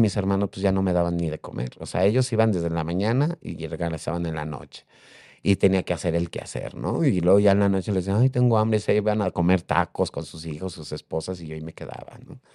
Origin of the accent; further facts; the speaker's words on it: Mexico City, Mexico; En la Ciudad de México. Yo soy de aquí de la Ciudad de México.